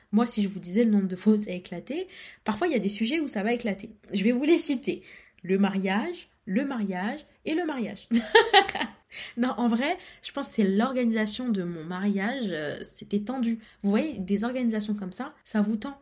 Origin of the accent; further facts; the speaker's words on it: Comoros; je suis comorienne